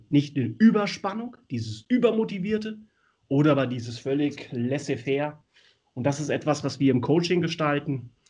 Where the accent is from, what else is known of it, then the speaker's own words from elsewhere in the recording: Hesse, Germany; born there; moved away as an adult; now in Hamburg, Germany; Ich bin, also ich bin ja gebürtig aus der Nähe von Wiesbaden und bin aus der Torwartschule von Bad Schwalbach und SG Wallau Massenheim entsprungen